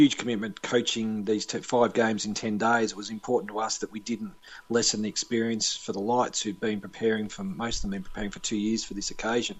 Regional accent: Bacchus Marsh, Victoria, Australia; My hometown's Bacchus-Marsh, so I played most of my football there

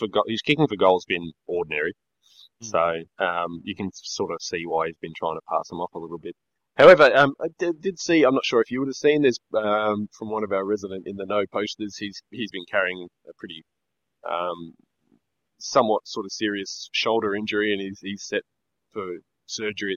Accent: Australia; We're Australian

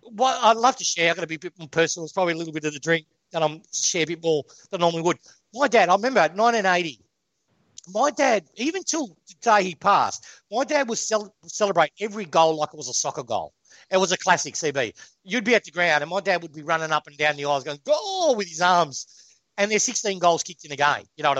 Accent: Melbourne, Victoria, Australia; also born or lived in Spain; I'm Spanish by birth, right? I was born in Spain. My parents came over, and we were based when I was 2 years of age, and we were based in Simmons Street, South Yarra

